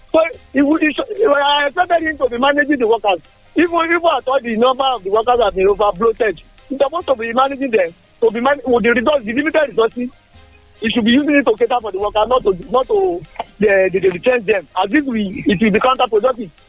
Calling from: Abeokuta, Ogun State, Nigeria; I'm speaking from Okeshokori here in Abeokuta.

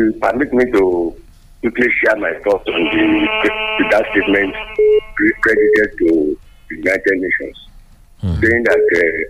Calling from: Owo, Ondo, Nigeria; I am calling from Owo Kingdom, Ugadu, Wadokuka.

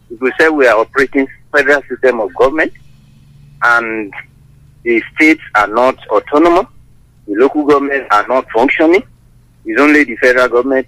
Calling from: Sango, Ogun State, Nigeria; Yeah, Folabi is speaking from Sango.

